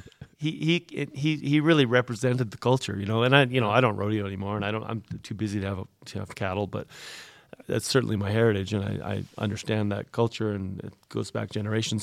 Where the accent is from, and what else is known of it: Canada